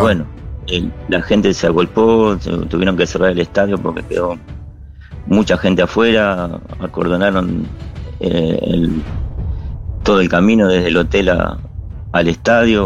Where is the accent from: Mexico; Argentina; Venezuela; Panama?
Argentina; now in Bangladesh; Los argentinos no somos vagos, no somos tramposos